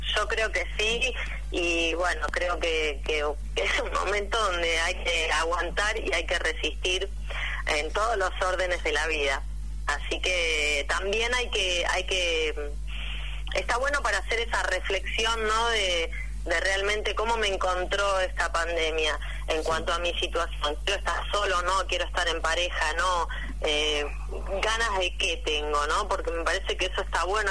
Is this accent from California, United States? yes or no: no; Pennsylvania, United States; now in Argentina; yo soy de Pensilvania